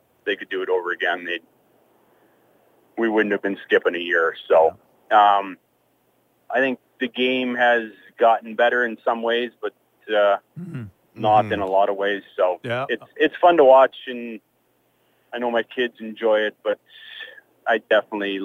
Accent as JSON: {"language": "English", "country": "Canada", "tie": "born or raised there", "said": "Growing up in Canada and hockey, and then playing in Calgary"}